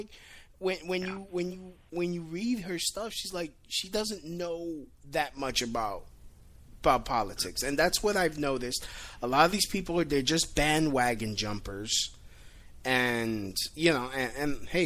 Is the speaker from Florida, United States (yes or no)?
no; New York, United States; I'm from New York